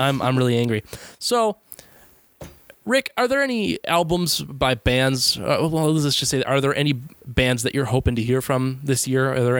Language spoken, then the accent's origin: English; United States; I'm American